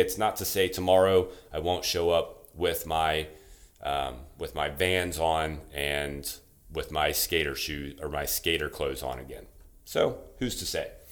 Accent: Louisiana, United States; from Louisiana, like I am

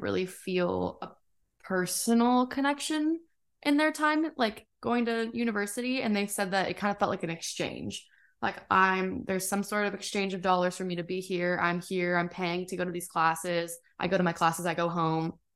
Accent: Lake Elsinore, California, United States; born or raised there; moved away as an adult

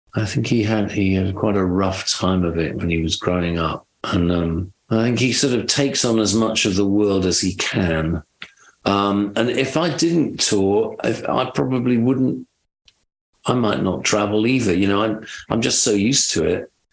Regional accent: United Kingdom; moved away as an adult; also born or lived in London; now in Nashville, United States; I'm British

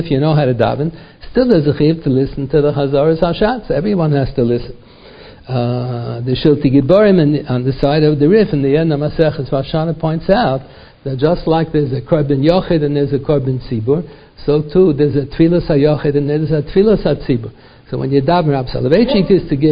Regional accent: United States; first language English; Our mother tongue is not Hebrew. We talk English. I was born in America

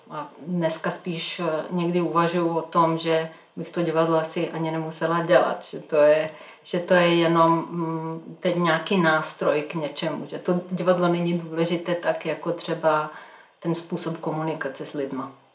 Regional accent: Belgrade, Serbia; Czech is a second language; moved away as an adult; now in Czech Republic; já jsem ze Srbska, z Bělehradu

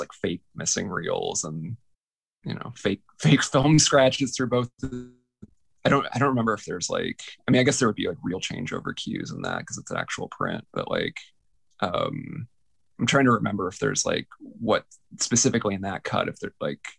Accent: Tampa, Florida, United States; I grew up in Tampa, Florida

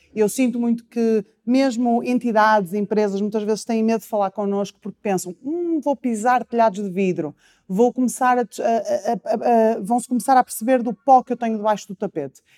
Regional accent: Porto, Norte, Portugal; eu sou do Porto

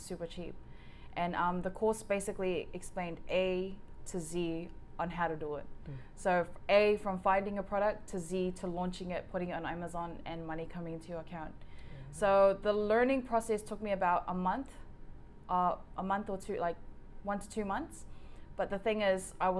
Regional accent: Auckland, New Zealand; I grew up in Mangere.

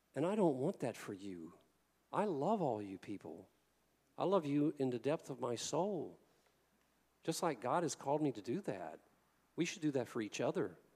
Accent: the South, United States; I came from the South

